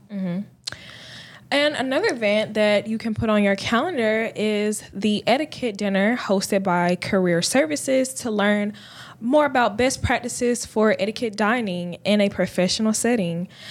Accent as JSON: {"language": "English", "town": "Columbus", "region": "Georgia", "country": "United States", "lives_now": "Augusta, United States", "said": "I'm from Columbus, Georgia"}